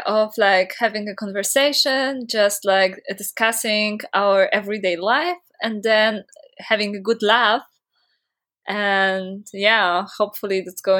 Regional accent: Poland; I come from Poland.

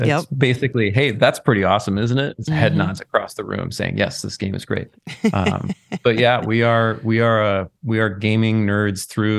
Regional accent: Lanesboro, Minnesota, United States; I grew up in Lanesboro, Minnesota.

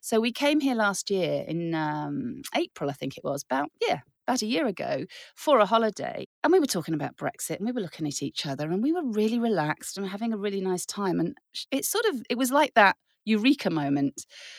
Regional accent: Germany; now in France; when I grew up in Germany, we used to come to France all the time and we camped.

